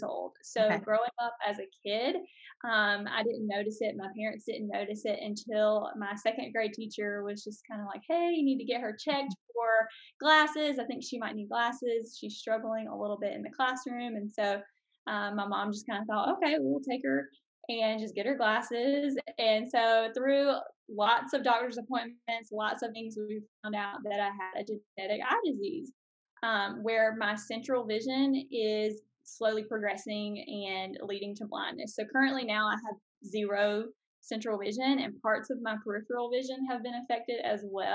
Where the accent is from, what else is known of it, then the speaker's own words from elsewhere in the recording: South Carolina, United States; moved away as an adult; now in Mississippi, United States; We're currently living in Mississippi and, we're from South Carolina